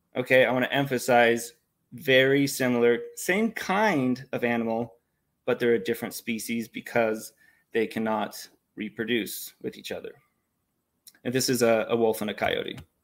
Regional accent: Utah, United States; I grew up here in Utah. I've been born and raised in Utah

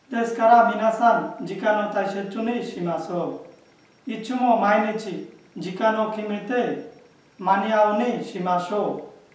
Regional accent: Bangladesh; Japanese is a second language; moved away as an adult; now in Japan; 去年5月にバングラデシュから参りました

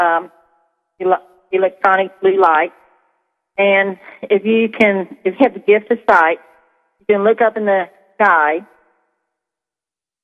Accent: Missouri, United States; I'm from Missouri

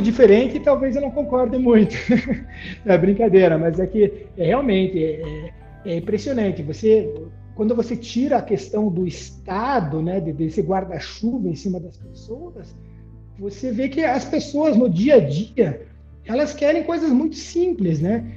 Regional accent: Brazil

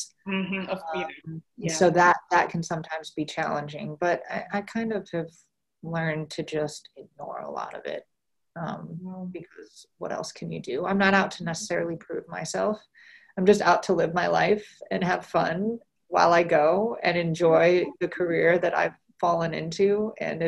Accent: Iowa, United States; moved away; I grew up in Iowa, and Iowa is not known for being very diverse

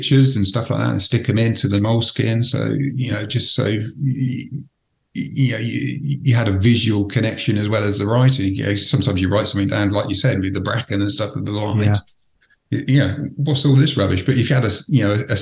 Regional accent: Reading, South East England, United Kingdom; I was born in Reading

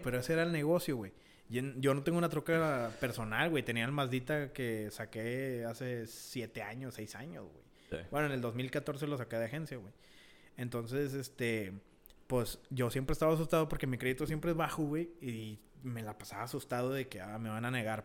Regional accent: Mexico; also born or lived in United States (birthplace); now in United States; Sí, soy estadounidense, pues nacido aquí, ¿verdad? Pero mi, mi cultura, güey, mis pensamientos, todo viene, o sea, todo está igual que México

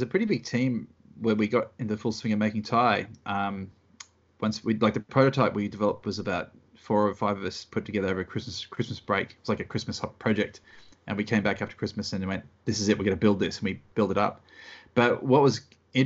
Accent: Australia; accent: Australian; characters from our childhood that we grew up with in Australia

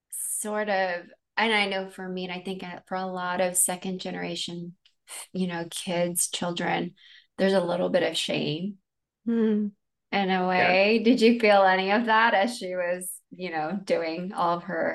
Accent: United States; I never really identified with being Filipino just because they acclimated so much. I just thought that I was American first, then Filipino.

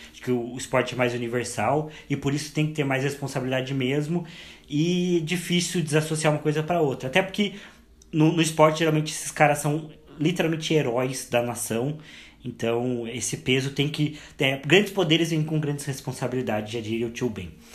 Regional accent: Curitiba, Paraná, Brazil; Eu sempre vou continuar tendo nascido em Curitiba.

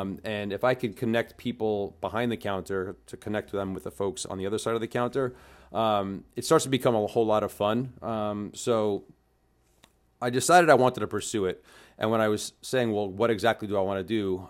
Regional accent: New York City, New York, United States; I'm originally a New Yorker, um, grew up in the food and beverage

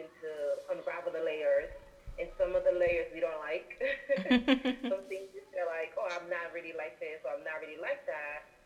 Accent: Honduras; I'm also an Afro-Latina from Honduras, a Garifuna

